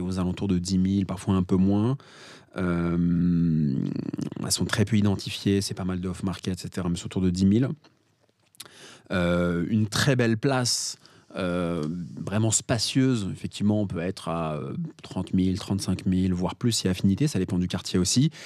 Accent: Paris, Île-de-France, France; je suis parisien

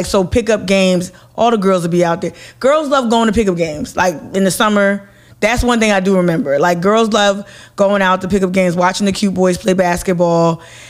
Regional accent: Newark, New Jersey, United States; growing up in Newark, New Jersey, which is very close to New York.

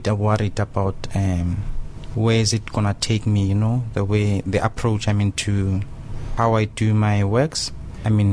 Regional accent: Soweto, Gauteng, South Africa; also born or lived in Brussels; I'm from Soweto

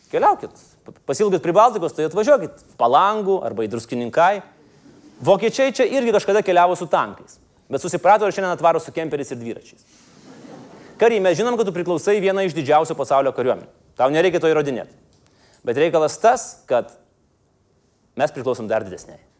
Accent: Lithuania; O mes lietuviai nenukabinkime nosis.

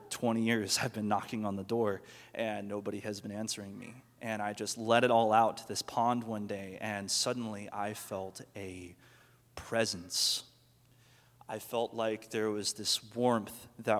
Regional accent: Mustang, Oklahoma, United States; I grew up here in Mustang, just right by the Walmart, and my family's pretty much been here my whole life.

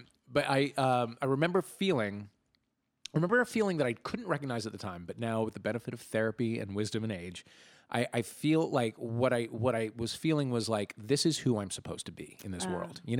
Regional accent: St. Louis, Missouri, United States; moved away as an adult; I grew up in St. Louis.

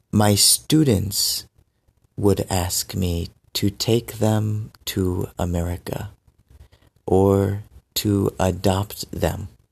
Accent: United States; also born or lived in Benin; I'm American, but I lived in Benin for two years

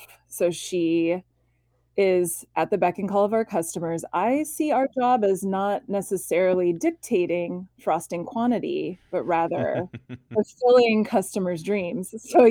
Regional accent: Kansas, United States; I am originally from the Midwest, most specifically from Kansas. Generations of my family have lived in this little valley in central Kansas

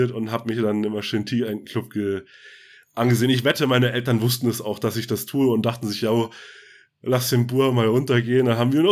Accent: Northern Germany, Germany; wir, wir kommen ja auch aus dem Norden. Äh, so alles Hanseaten, der hanseatische Snack noch so ein bisschen dabei.

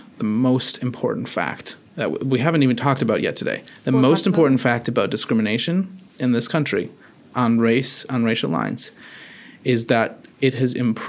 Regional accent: United States; Primarily, I'm a Christian, okay, but I'm also an American.

